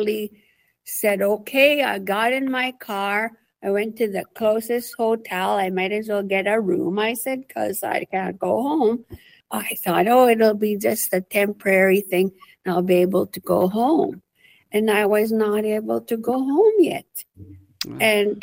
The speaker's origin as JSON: {"language": "English", "area": "Sturgeon Lake Cree Nation", "region": "Alberta", "country": "Canada", "said": "I'm from Sturgeon Lake Cree Nation, Treaty 8 Territory, and I currently sit in Valley View, Alberta"}